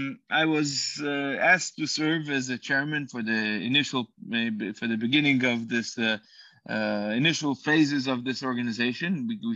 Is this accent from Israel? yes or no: yes; Safed, Northern District, Israel; first language Hebrew; English is a second language; moved away as an adult; also born or lived in Uruguay; now in Istanbul, Turkey; I grew up in Sfat. My parents are Chabad Shluchim or emissaries of the Lubavitcher Rebbe.